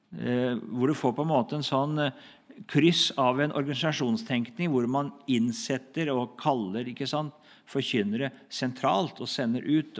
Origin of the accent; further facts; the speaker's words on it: Hedrum, Vestfold, Norway; Hedrum, da, som var mitt, liksom, der jeg kommer fra.